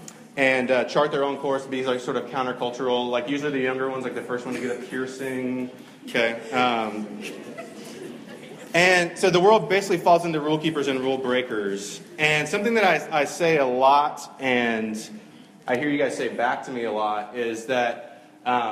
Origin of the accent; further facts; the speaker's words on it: Georgia, United States; now in North Carolina, United States; I'm not from North Carolina. I'm from Georgia